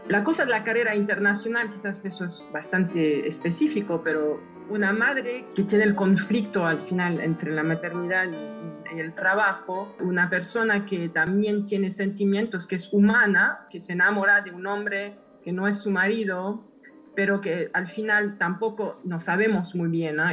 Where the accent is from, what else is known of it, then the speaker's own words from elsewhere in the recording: Switzerland; moved away; crecí en Suiza